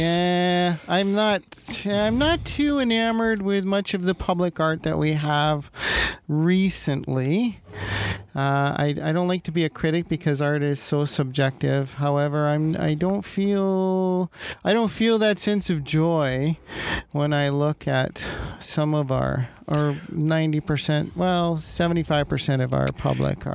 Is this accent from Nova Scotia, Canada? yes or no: no; Toronto, Ontario, Canada; moved away; We're both Toronto boys